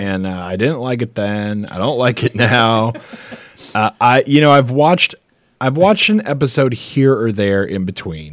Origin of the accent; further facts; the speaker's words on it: United States; as an American